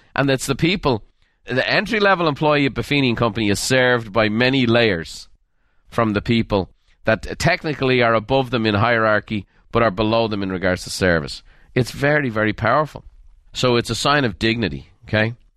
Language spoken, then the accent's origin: English; Ireland; I was raised in Ireland